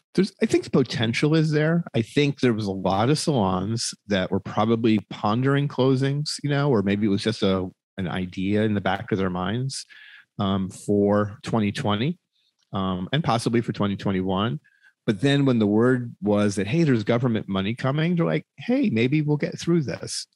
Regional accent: United States

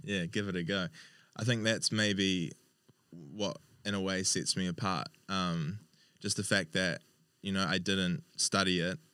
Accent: Hawke's Bay, New Zealand; I'm originally from Hawke's Bay

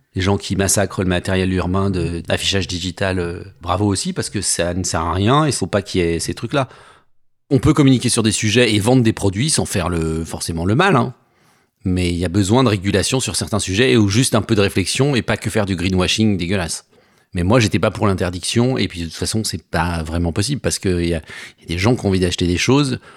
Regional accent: Savoie, Auvergne-Rhône-Alpes, France; now in Paris, France; je viens de Savoie, j'habite à Paris depuis

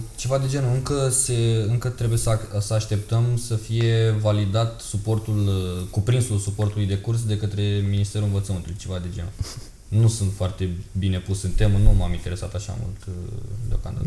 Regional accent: Romania; noi suntem din România

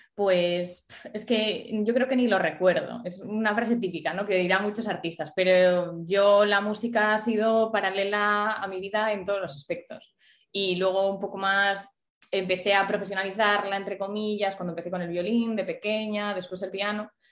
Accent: Ponferrada, Castile and León, Spain; moved away as an adult; also born or lived in Vigo; yo soy de Ponferrada, pero me vine a estudiar a Vigo

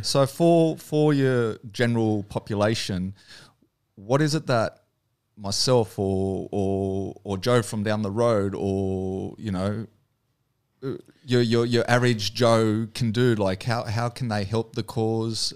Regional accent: Australia; being the Aussie

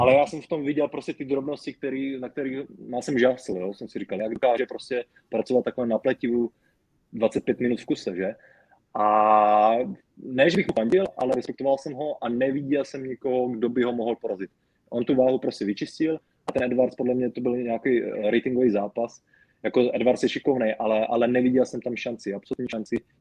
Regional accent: Brno, South Moravian Region, Czechia; u nás v Brně

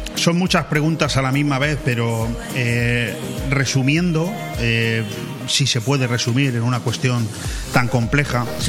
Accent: Spain; los españoles somos de una forma de ser

